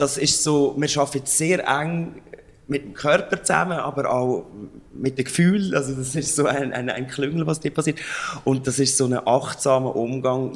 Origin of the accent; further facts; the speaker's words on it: Lucerne, Switzerland; mich als Luzerner